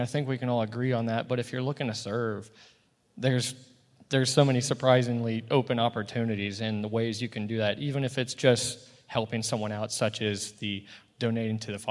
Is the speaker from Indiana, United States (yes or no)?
yes; Indiana, United States; moved away as an adult; when I grew up actually in Indiana